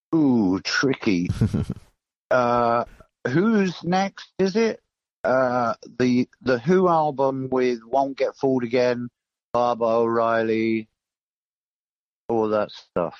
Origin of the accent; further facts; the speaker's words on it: Torquay, South West England, United Kingdom; now in London, United Kingdom; I grew up in Torquay